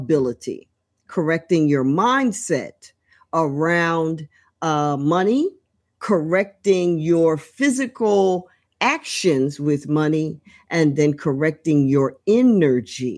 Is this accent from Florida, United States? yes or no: no; Trenton, New Jersey, United States; right here in my hometown, Trenton, New Jersey.